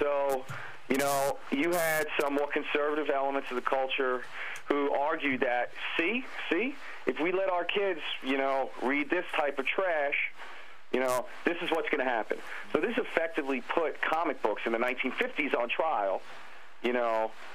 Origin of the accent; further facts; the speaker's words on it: New York City, New York, United States; also born or lived in Bay Ridge, Brooklyn; I grew up in Brooklyn. I grew up in Bensonhurst and Gravesend